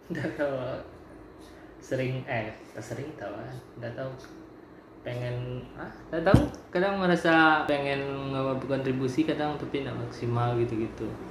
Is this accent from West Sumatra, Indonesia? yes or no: yes; Bukittinggi, West Sumatra, Indonesia; Lahir di Bukit Tinggi, 25 Januari 1999